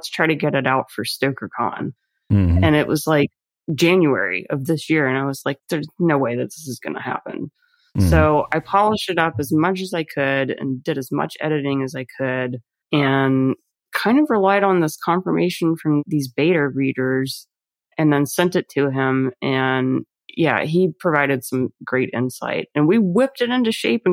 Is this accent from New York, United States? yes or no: no; Bible Belt, Louisiana, United States; grow up behind a family bar and to live in the swamp and, you know, kind of have that perspective of growing up in the Bible Belt